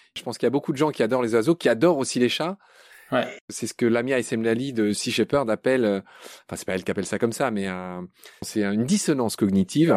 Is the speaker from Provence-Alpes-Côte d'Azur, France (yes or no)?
no; Alsace or Lorraine, Grand Est, France; ma région natale